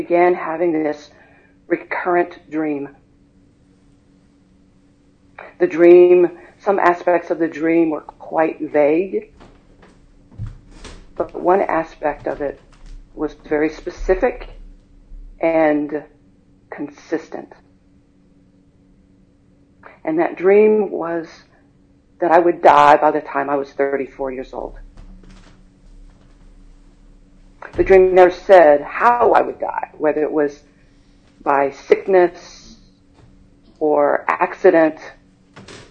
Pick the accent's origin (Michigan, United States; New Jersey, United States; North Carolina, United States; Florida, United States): North Carolina, United States; High Point; I was born and raised in High Point, North Carolina.